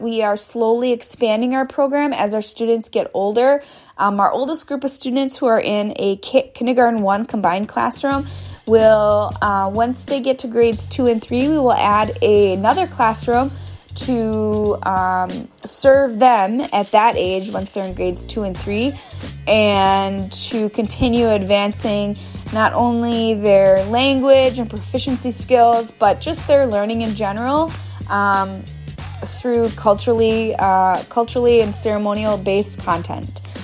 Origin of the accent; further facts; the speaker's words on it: Oneida Nation of Wisconsin, United States; I'm from the Oneida Nation of Wisconsin